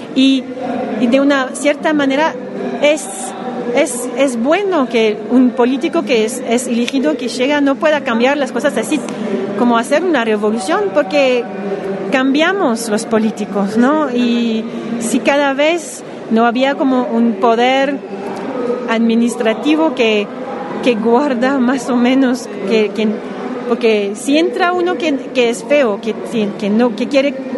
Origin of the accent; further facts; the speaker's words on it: Montreal, Quebec, Canada; Spanish is a second language; soy de Montreal, Canadá